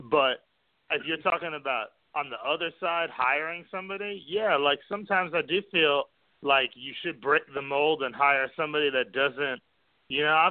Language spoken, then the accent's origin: English; New York City, New York, United States; I mean, I grew up in New York City, but I lost that, I think.